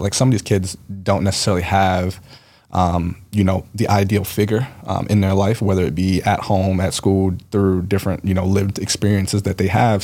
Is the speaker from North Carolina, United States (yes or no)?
no; Baltimore, Maryland, United States; I grew up in Baltimore.